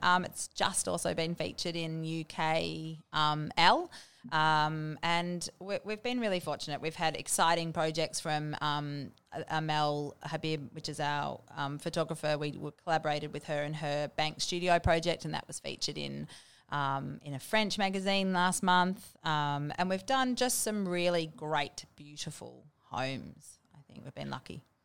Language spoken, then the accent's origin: English; Bendigo, Victoria, Australia; moved away; also born or lived in Melbourne / Sydney / Williamstown; I grew up in Bendigo and I spent a little bit of time going to school in, um, Melbourne in South Yarra